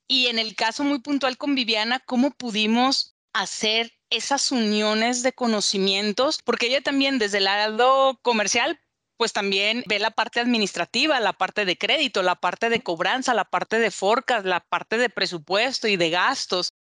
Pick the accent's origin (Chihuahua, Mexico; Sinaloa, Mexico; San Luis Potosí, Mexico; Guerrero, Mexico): Sinaloa, Mexico; Culiacán; moved away as an adult; now in Guadalajara, Mexico; soy mexicana, nací en Culiacán, Sinaloa